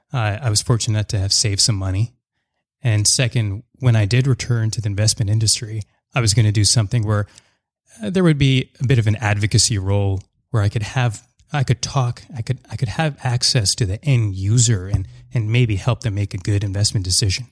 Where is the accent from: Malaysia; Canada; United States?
Canada; Surrey, British Columbia; also born or lived in Montreal; I grew up in Surrey and an area in Surrey called Wally.